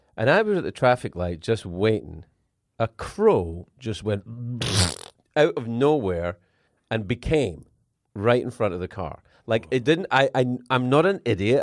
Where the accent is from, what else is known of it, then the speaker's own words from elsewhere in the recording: Scotland, United Kingdom; I'm from Scotland